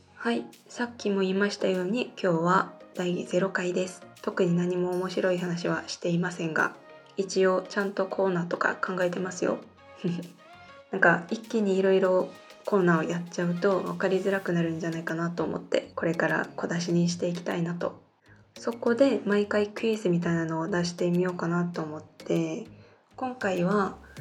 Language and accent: Japanese; South Korea; Japanese is a second language; 生まれも育ちも韓国です日本語は学生の時から勉強しています